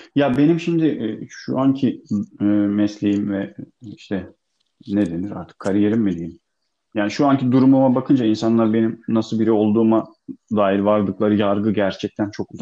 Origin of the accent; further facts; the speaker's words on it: Bodrum, Muğla, Turkey; also born or lived in Akyaka; Ben gerçi Çivril'de büyümedim. Ee, Bodrum'da büyüdüm ben.